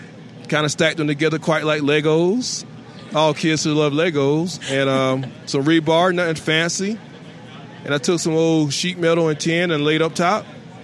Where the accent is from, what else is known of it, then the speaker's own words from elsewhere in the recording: Clarendon County, South Carolina, United States; I grew up in South Carolina in Clarendon County, and where I grew up at was in something called the PD Whole Hog Barbecue Belt.